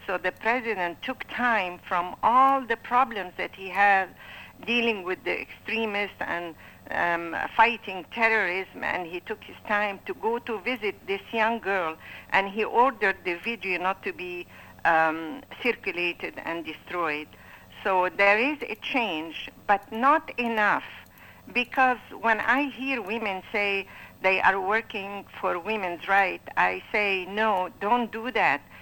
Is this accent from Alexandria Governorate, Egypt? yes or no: yes; Alexandria, Alexandria Governorate, Egypt; moved away as an adult; now in Bay Area, United States; I was born in Alexandria, Egypt